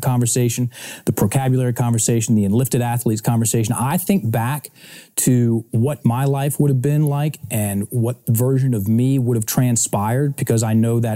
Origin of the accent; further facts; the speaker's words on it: Richmond, Virginia, United States; I was born and raised in Richmond, Virginia